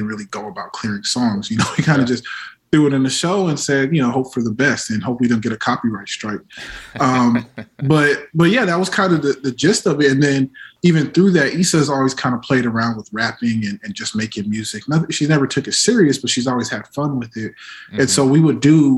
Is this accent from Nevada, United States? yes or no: yes; Las Vegas, Nevada, United States; moved away; I'm from Vegas originally